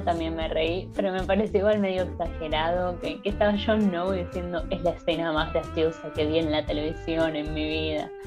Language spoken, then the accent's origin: Spanish; Argentina; Nosotros como buenos argentinos